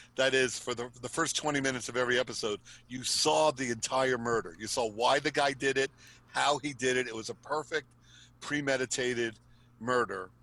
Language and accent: English; East Coast, United States; I live in New York and I was mm-hmm. born and raised on the East Coast